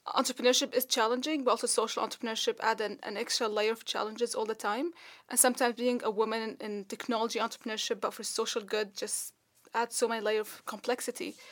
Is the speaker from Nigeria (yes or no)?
no; Dubai, United Arab Emirates; moved away; I grew up in Dubai